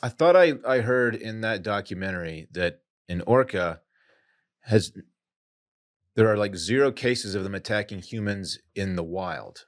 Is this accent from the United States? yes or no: yes; United States; I'm American